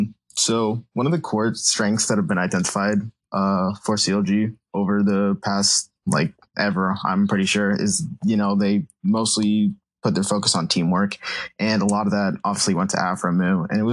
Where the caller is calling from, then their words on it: Connecticut, United States; I'm in Connecticut right now.